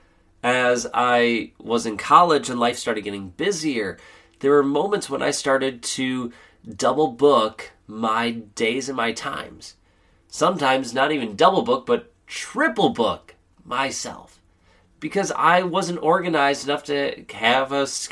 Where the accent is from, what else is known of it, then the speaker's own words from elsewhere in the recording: Wisconsin, United States; here in Wisconsin, I had to, I had a solo ensemble event in the morning. I had to speak down in Milwaukee, which was about an hour and a half drive away. And then I had to play a wedding here back in my hometown